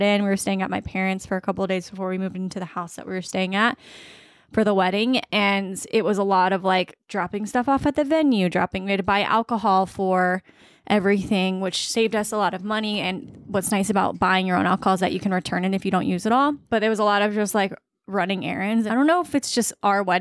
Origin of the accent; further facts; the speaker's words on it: Virginia Beach, Virginia, United States; I'm from Virginia Beach